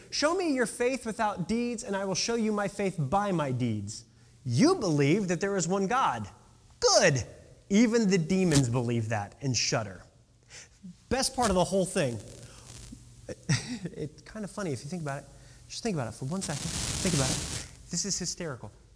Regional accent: Decatur, Illinois, United States; my hometown of Decatur, Illinois.

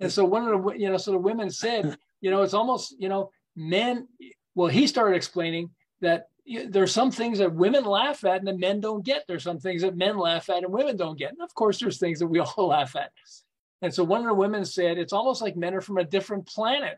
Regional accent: Montreal, Quebec, Canada; moved away as an adult; also born or lived in Southern California; I'm originally from Montreal

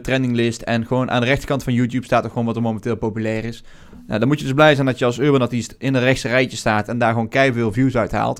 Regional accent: Netherlands; als Nederlanders

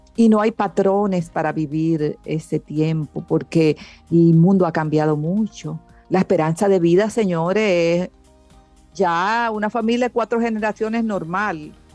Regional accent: Dominican Republic; yo nací aquí en República Dominicana.

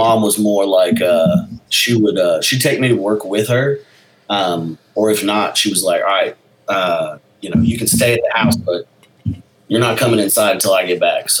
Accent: Texas, United States; also born or lived in Alpine, Texas / Florence, Texas; I was born in Alpine, Texas, which is out by Big Bend. I was an uh-oh baby in college.

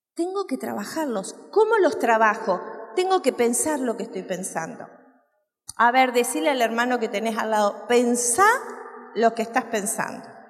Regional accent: San Ramón, Canelones, Uruguay; en mi pueblo, yo soy uruguaya y vivía en un pueblo que se llama San Ramón

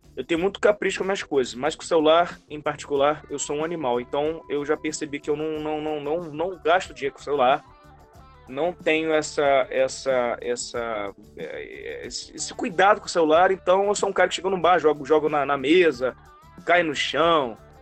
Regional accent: Campos dos Goytacazes, Rio de Janeiro, Brazil; now in Rio de Janeiro, Brazil; como eu nasci em Campos, não tinha essas paradas lá. Fui ver, conhecer McDonald's, Bob's lá com 10 anos de idade

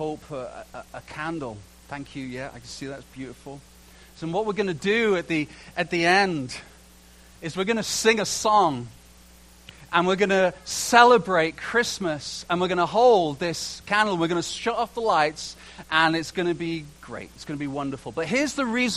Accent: England, United Kingdom; moved away; also born or lived in Canada; I'm English.

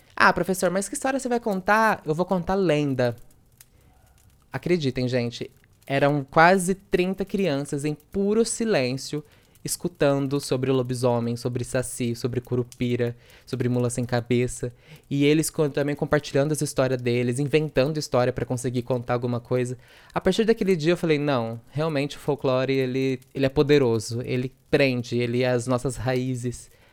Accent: interior of São Paulo, Brazil; accent: interior São Paulo accent with retroflex R (R puxado); sou do interior de São Paulo, interior mesmo com R puxado

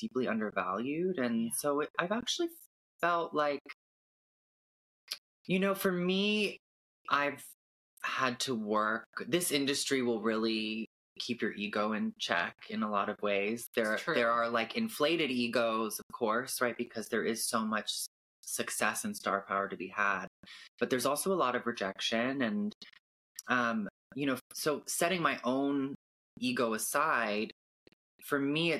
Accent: Canada; also born or lived in California; I was born in California and I grew up in Canada

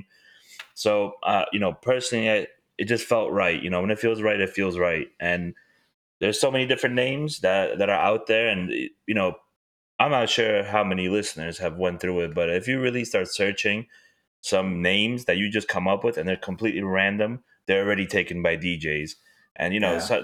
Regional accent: New York City, New York, United States; I'm from this city

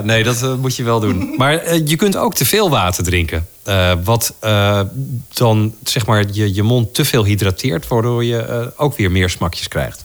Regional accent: Netherlands; accent: Dutch; ik klink als een Nederlander die Engels spreekt

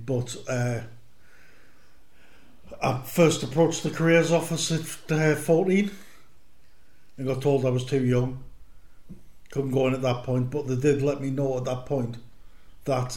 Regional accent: North Northumberland, North East England, United Kingdom; also born or lived in Ashington; I was born in Asherton, but I moved away as a young child up into North Northumberland. I lived at a place called Netherwhitton to start with.

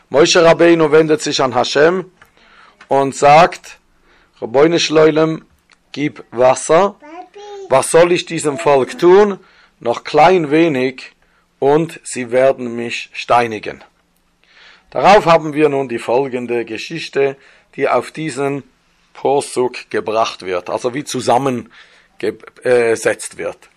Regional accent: Switzerland; born there; accent: Swiss; Ich bin gebürtiger Schweizer, das hört ihr auch von dem Schweizer Akzent.

